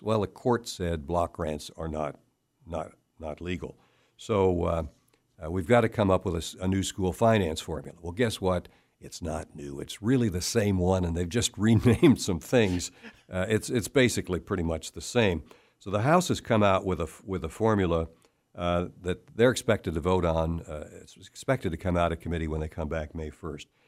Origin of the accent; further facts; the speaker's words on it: Cleveland, Ohio, United States; now in Kansas, United States; I'm originally from Cleveland, Ohio